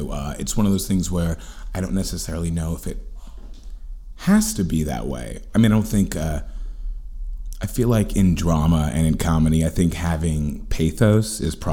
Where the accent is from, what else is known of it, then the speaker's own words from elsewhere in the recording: New York City, New York, United States; also born or lived in Los Angeles; Manhattan, born and raised.